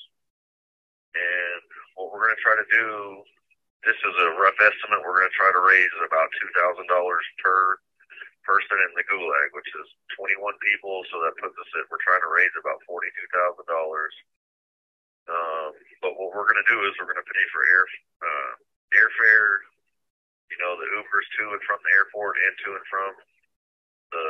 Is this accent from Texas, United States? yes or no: yes; Houston, Texas, United States; moved away as an adult; now in Washington, D.C., United States; I'm from Houston, Texas